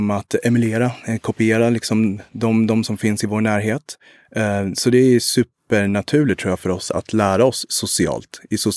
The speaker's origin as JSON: {"language": "Swedish", "country": "Rwanda", "also_born_or_lived": "Uganda", "said": "Eh, jag kommer både från Rwanda och Uganda, eh, men har mycket intressen och är nere mycket i Rwanda och vill, vill göra mycket där också."}